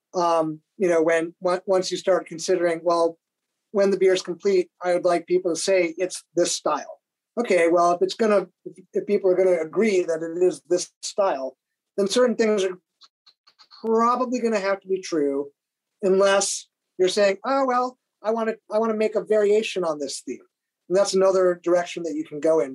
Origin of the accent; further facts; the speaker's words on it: New York, United States; we're from New York State, Jeff